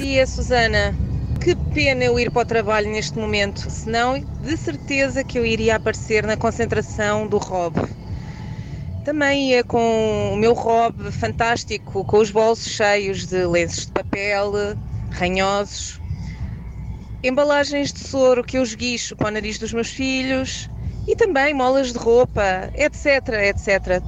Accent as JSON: {"language": "Portuguese", "town": "Barranquilla", "region": "Atlántico", "country": "Colombia", "tie": "born or raised there", "moved": "yes", "lives_now": "Portugal", "said": "sou natural de Barranquilla, Colômbia"}